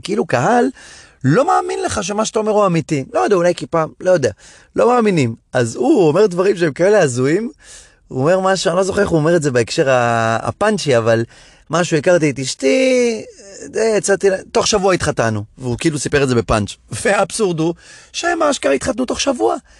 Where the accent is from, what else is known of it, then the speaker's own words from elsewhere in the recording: Hadera, Haifa District, Israel; חדרה, שגדלתי בה